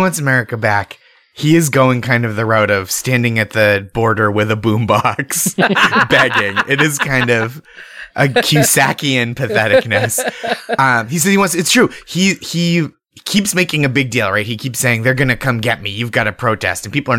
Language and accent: English; New England, United States; now in New York City, United States; I live in New York City, as I mentioned, but I'm from New England